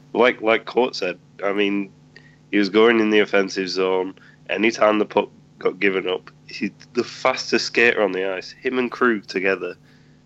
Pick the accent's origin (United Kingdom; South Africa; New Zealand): United Kingdom; England; me being English